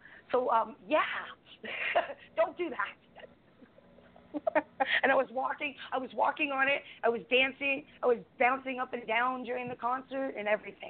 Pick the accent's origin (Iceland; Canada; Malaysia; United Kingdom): Canada; So I'm Canadian.